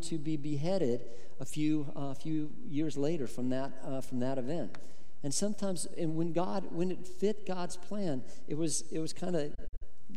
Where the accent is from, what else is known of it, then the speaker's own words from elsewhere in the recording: Colorado, United States; moved away as an adult; back to Colorado to be a pastor in my home state in Colorado